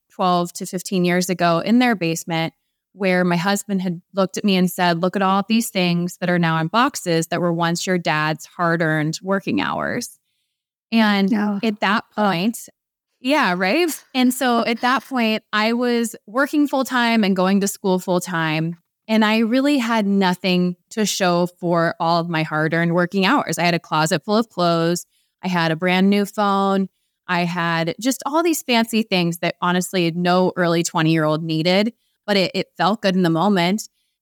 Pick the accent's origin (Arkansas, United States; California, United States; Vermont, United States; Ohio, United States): Ohio, United States; We're also from Ohio.